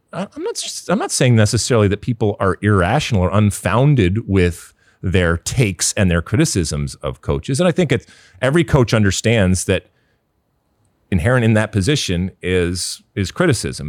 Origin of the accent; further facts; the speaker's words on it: Michigan, United States; I grew up in Michigan.